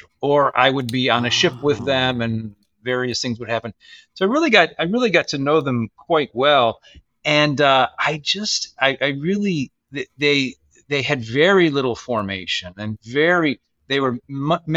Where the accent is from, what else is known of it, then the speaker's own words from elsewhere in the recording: Michigan, United States; moved away; I grew up in Michigan in a large Catholic family, seven siblings